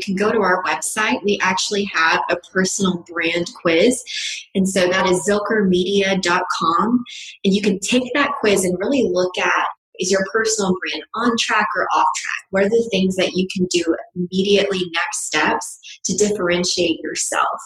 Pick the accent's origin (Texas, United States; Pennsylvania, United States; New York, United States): Texas, United States; West; I'm from West Texas